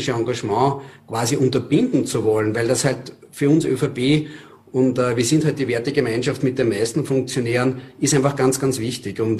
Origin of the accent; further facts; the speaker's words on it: Lower Austria, Austria; Ich erlebe das in Niederösterreich, ich selber bin Niederösterreicher.